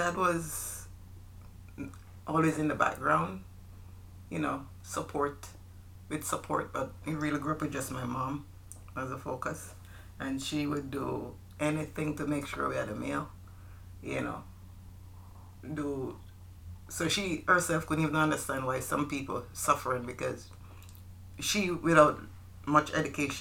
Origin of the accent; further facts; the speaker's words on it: Jamaica; moved away; I'm from Jamaica. We are from Jamaica, island which we love very much. All right. So growing up, I grew up in Jamaica with my mom and my brother and sister.